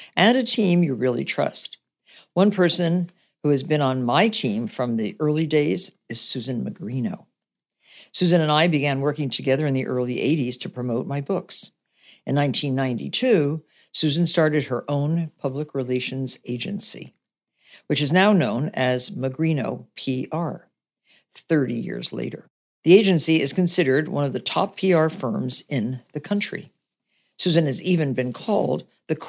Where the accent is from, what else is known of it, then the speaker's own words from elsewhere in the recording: Nutley, New Jersey, United States; I grew up in Nutley, New Jersey